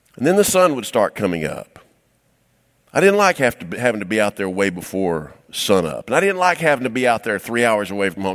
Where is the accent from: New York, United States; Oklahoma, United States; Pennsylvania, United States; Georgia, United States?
Georgia, United States; Cumming; I was raised in Cumming, Georgia